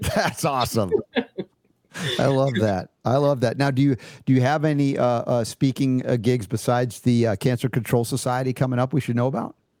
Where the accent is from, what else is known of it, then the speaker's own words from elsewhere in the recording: United States; as an American